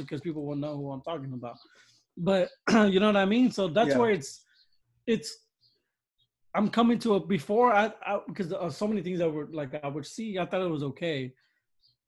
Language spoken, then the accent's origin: English; United States; America's my country. I'm American